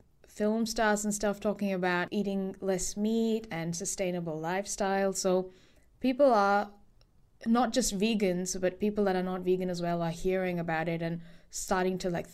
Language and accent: English; India; I mean, luckily, I'm Indian, so in a lot of Indian home cooking is already very vegan.